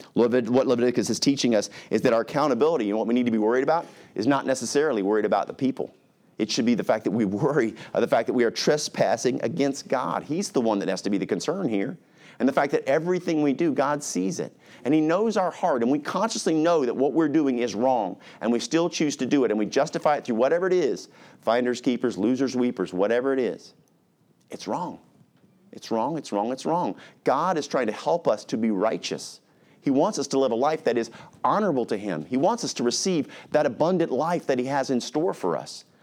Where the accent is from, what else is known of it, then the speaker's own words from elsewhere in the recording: Alaska, United States; When I was little, we grew up in Alaska